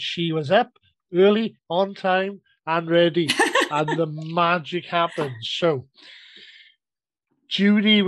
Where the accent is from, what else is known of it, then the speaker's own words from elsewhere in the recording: South Wales, United Kingdom; I'm Welsh